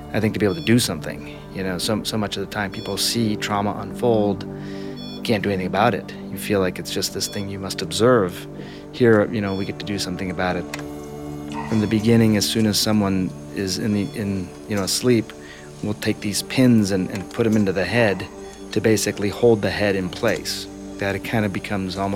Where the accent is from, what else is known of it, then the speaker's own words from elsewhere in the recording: rural Michigan, United States; moved away; Ended up spending most of my childhood in a very small town, about 4,000 people, in fairly rural Michigan.